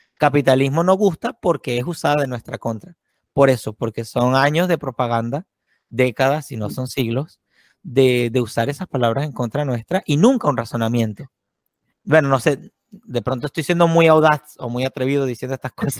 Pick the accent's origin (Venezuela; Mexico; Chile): Venezuela; moved away as an adult; a mí me pasó también como venezolano